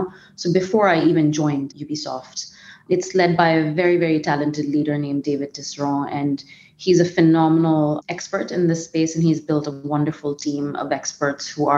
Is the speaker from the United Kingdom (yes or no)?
no; India; moved away as an adult; also born or lived in Bombay; I'm originally from India